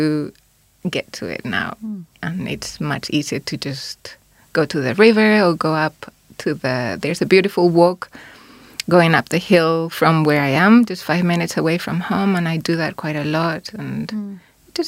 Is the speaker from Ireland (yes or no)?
no; Spain; now in New Zealand; I'm from Spain